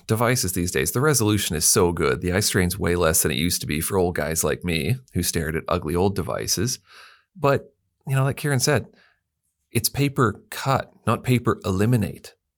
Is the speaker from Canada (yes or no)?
yes; Canada; now in Perth, Australia; being Canadian